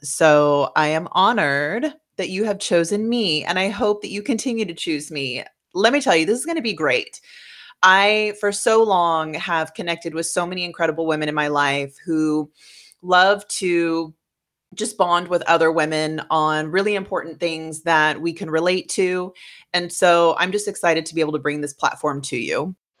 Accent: West Coast, United States; moved away; I grew up on the West Coast

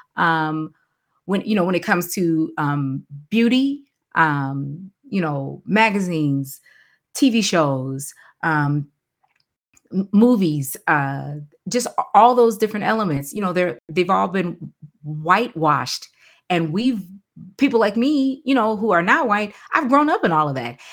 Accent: Chicago, Illinois, United States; moved away as an adult; now in Kentucky, United States; I'm from Chicago and where I live, born and raised on the South Side

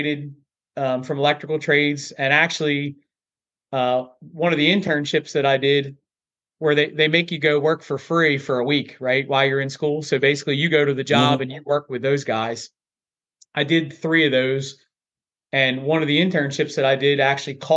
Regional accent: Earlville, Maryland, United States; So I was born and raised in Earlville, Maryland.

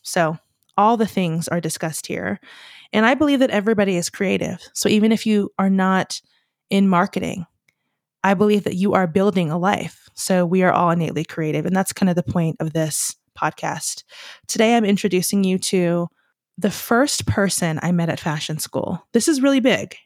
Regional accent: Southeast, United States; moved away; also born or lived in Los Angeles; I'm from the Southeast

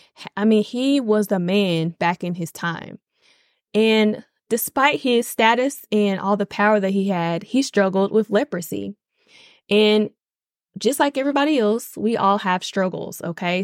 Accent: Nashville, Tennessee, United States; moved away; I am born and raised in Nashville, Tennessee.

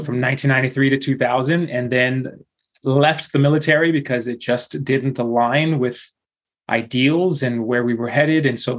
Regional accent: Houston, Texas, United States; So shout out to mi mamá y mi papá que están quedando viviendo ahí in Houston, Texas. So raised in Houston, Texas, and lived pretty much a nomadic life from the get-go.

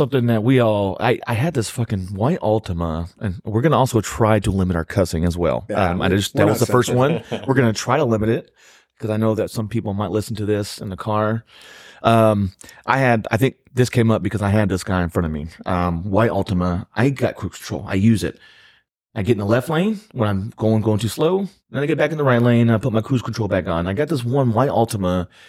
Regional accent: Texas, United States; I was born and raised in Texas.

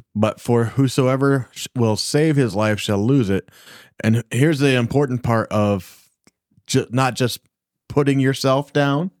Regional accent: Michigan, United States; we came from Michigan

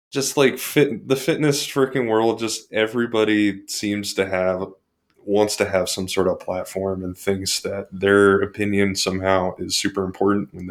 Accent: Portland, Oregon, United States; born there; but I was born in Portland, Oregon, believe it or not.

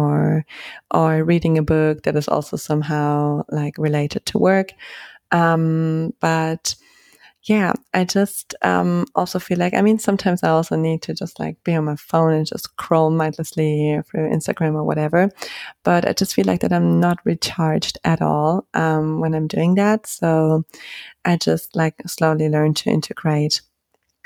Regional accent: Germany; moved away; I'm from Germany

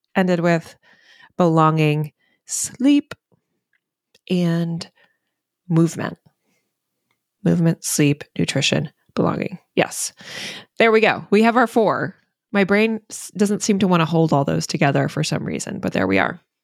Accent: the South, United States; now in Maine, United States; I'm from the South

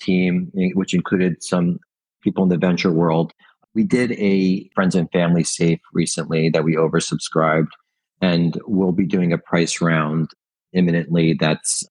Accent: Italy; now in United States; I was born in Italy and I spend a lot of time in Europe

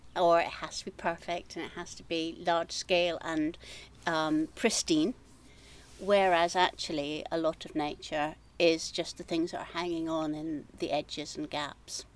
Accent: just outside Edinburgh, Scotland, United Kingdom; moved away as an adult; also born or lived in Glasgow; now in Trossachs, United Kingdom; I am Scottish. I mm-hmm. grew up on the east coast, uh, just outside Edinburgh

